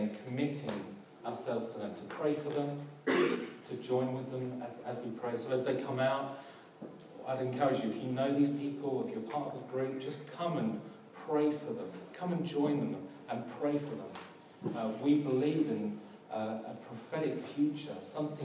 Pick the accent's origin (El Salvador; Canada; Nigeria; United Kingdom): United Kingdom; London; I'm from South London